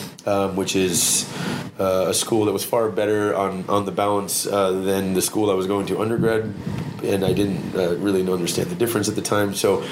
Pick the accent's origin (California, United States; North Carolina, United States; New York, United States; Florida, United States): New York, United States; moved away as an adult; now in China; But growing up in New York, when, you know, you'd hear Chinese people talking to you from a Chinese restaurant or wherever, it sounded like Cantonese, and they called it Chinese.